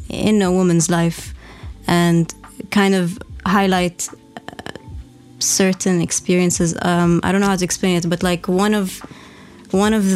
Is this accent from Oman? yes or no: yes; Oman; also born or lived in Nizwa, Oman / Muscat, Oman; growing up in Oman and going to government school also. I lived in Nizwa from grade 7 to grade 12